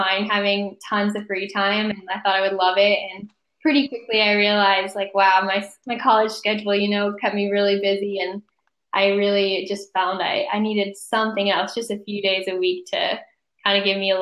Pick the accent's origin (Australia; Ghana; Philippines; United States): United States; Pottsville, Pennsylvania; moved away; I'm from Pottsville, which is about 2 hours northwest of Philadelphia.